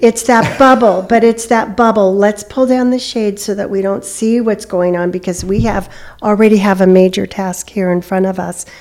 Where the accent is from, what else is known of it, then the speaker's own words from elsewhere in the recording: California, United States; moved away; I'm from California